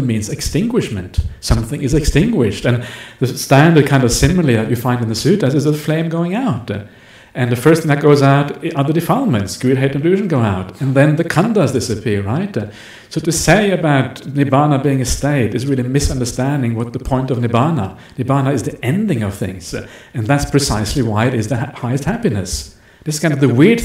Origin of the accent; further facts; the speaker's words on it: Norway; That's where I'm from. I'm from Norway.